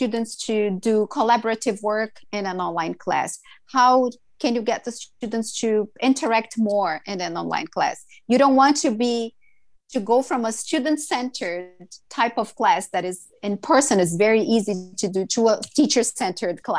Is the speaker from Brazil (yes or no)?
yes; Brazil; English is a second language; moved away as an adult; now in Vancouver, Canada; I'm from Brazil and Brazilians are very talkative